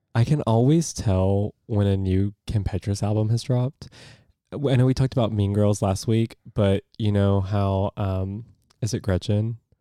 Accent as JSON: {"language": "English", "country": "United States"}